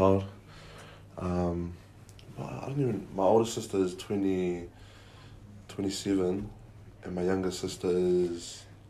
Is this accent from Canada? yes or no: no; Northland, New Zealand; I supported the Blues growing up because I'm from Northland, so